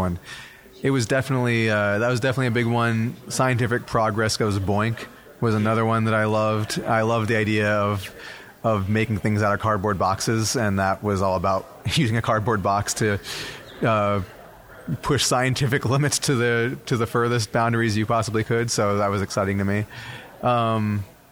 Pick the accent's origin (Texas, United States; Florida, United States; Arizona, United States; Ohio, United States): Texas, United States; Dallas; also born or lived in Milwaukee, Wisconsin; I started off growing up in Wisconsin, in Milwaukee, and moved to Texas when I was 8 years old, and have lived in Dallas ever since